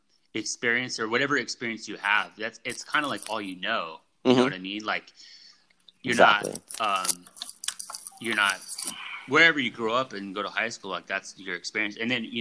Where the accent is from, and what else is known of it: Merced, California, United States; born or raised there